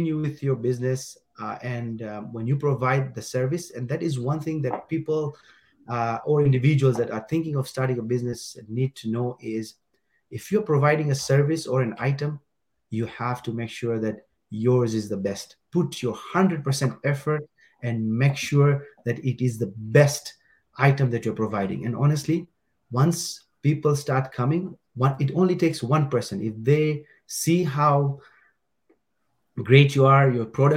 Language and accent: English; Dar es Salaam, Tanzania; moved away as an adult; now in Edmonton, Canada; born and raised in Dar-es-Salaam